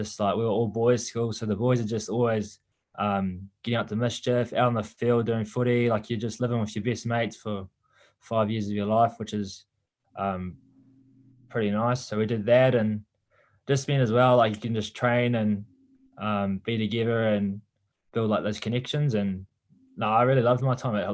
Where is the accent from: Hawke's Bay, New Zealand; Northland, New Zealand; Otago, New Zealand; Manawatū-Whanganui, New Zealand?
Hawke's Bay, New Zealand; Waipawa; I grew up in Waipawa in Central Hawke's Bay